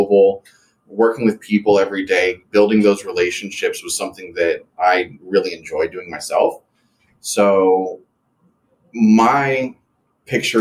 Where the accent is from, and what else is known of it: Centreville, Virginia, United States; born or raised there; also born or lived in California